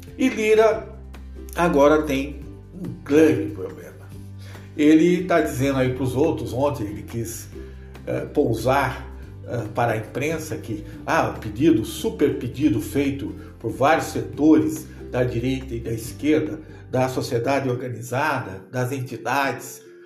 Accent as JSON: {"language": "Portuguese", "country": "Brazil", "said": "nós, enquanto brasileiros"}